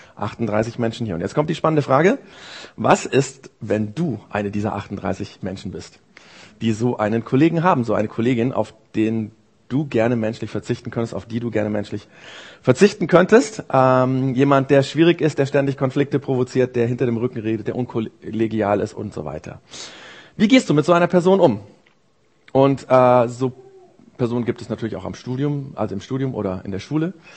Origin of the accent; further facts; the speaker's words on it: Germany; bei uns in Deutschland